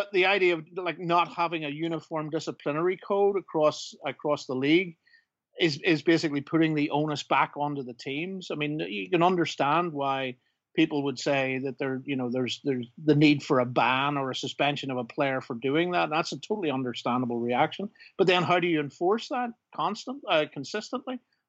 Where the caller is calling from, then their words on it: Belfast, Northern Ireland, United Kingdom; also born or lived in New York; I'm calling in from Belfast.